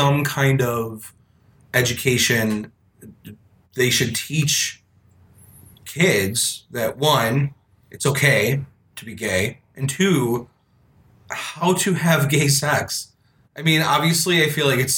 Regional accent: Florida, United States; I grew up in Florida

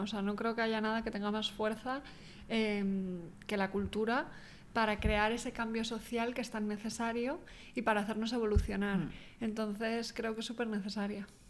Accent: Pontevedra, Galicia, Spain; moved away as an adult; also born or lived in Australia; soy gallega yo

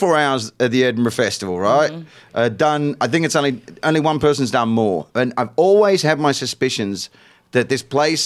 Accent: Australia; I'm Australian.

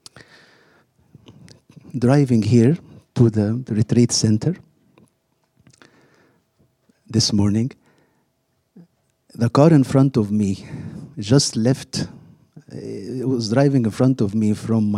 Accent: Egypt; moved away; I grew up in Egypt, where the only TV we had was black and white

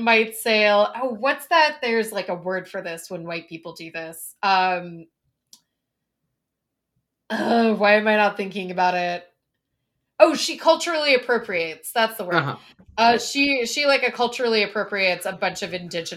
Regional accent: the South, United States; we're all from the South

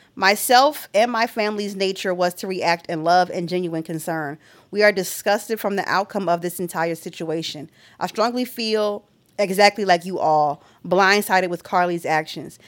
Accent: Philadelphia, Pennsylvania, United States; as someone from Philadelphia

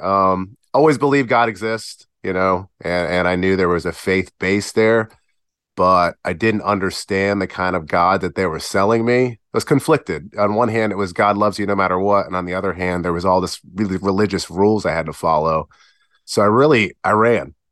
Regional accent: Virginia Beach, Virginia, United States; also born or lived in Perth Amboy, New Jersey / Providence, Rhode Island; we moved from Providence, Rhode Island when I was about nine down to beautiful Virginia Beach

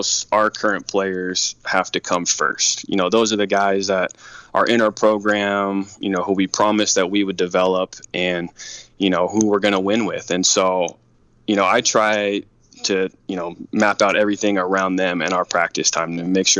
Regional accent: San Diego, California, United States; I grew up here in San Diego

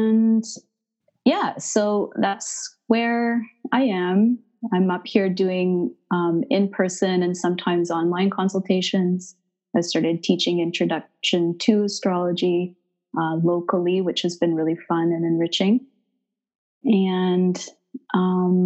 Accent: Canada; now in Montreal, Canada; I'm Canadian, so I'm up in Canada, currently based in Montreal, Quebec

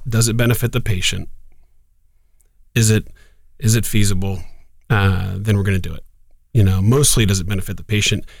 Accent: Columbus, Ohio, United States; also born or lived in Oxford, Ohio; born and raised in Columbus, in Clintonville, just north of campus

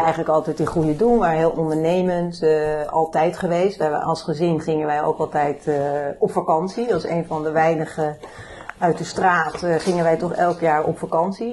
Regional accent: Bennebroek, North Holland, Netherlands; oorspronkelijke geboren en getogen in Bennebroek

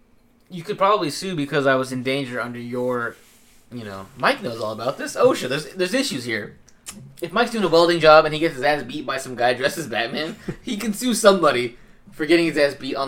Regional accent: United Kingdom; I'd love to play Captain Britain, I guess, because I'm British.

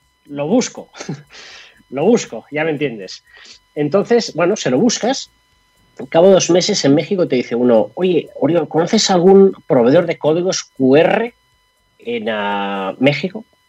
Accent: Catalonia, Spain; now in Madrid, Spain; Yo estoy en Madrid. Yo estoy en Madrid y yo soy catalán. Eh, ya hace 20 años que vivo en Madrid

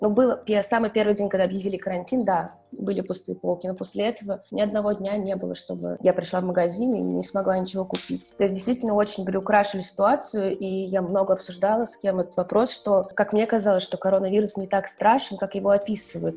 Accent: Saint Petersburg, Russia; moved away as an adult; also born or lived in Moscow, Russia; now in Florence, Italy; я из Петербурга

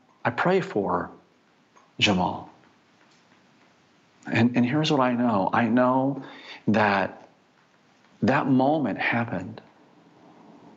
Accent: United States; I'm actually from America

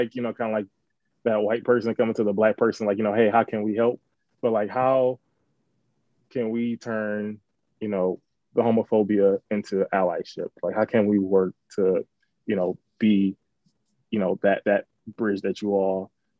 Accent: Detroit, Michigan, United States; we grew up in Detroit and we're raised a certain way to have certain beliefs. Me, myself, I grew up in a church

